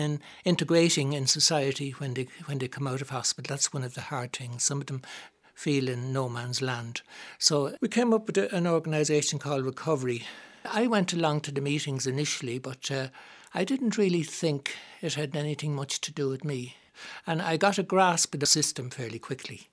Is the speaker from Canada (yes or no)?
no; Dublin, Leinster, Ireland; I grew up in Drumcondra